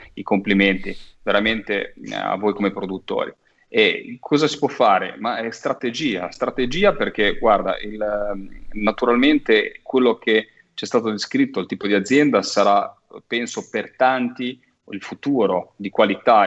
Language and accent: Italian; Cinque Terre, Liguria, Italy; io da Ligure, da, eh, mm, da cittadino, da popolo, da da residente ligure, soprattutto di tradizione delle Cinque Terre